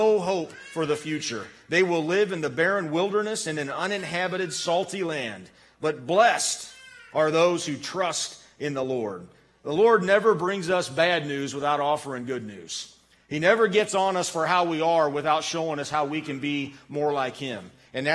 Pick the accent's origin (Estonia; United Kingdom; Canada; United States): United States; I was born an American